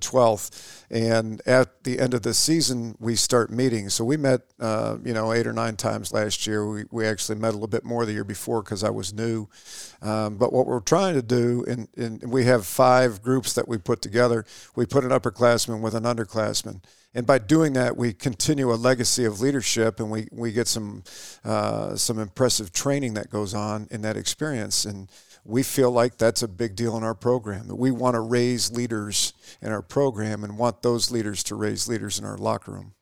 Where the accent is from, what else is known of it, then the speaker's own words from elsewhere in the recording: Sheboygan, Michigan, United States; now in Shepherd, United States; I grew up in Sheboygan